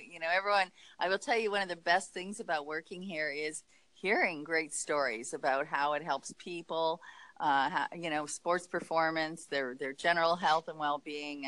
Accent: Canada; moved away as an adult; also born or lived in Montreal / Los Angeles / Tahoe; I'm Canadian. I went to McGill University in Montreal

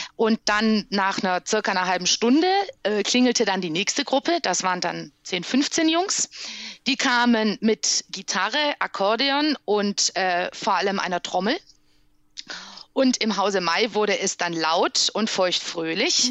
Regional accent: Criț, Transylvania, Romania; accent: Transylvanian Saxon (Deutschkreuz dialect); now in Germany; Auf Siebenbürger Sächsisch im Deutschkreuzer Dialekt

